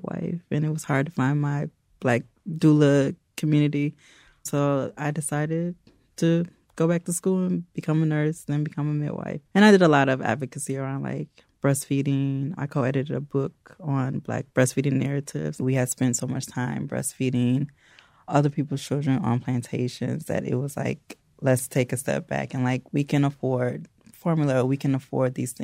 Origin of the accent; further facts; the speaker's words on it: Evanston, Illinois, United States; now in Chicago, United States; Actually, I'm from Evanston. I'm fourth generation Evanstonian.